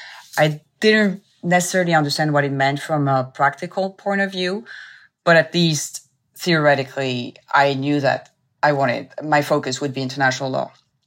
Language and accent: English; France; also born or lived in Tokyo, Japan / Lebanon; In short, I was raised partially in France, in Tokyo, Japan, and Lebanon in the Middle East, and went back to France for law school.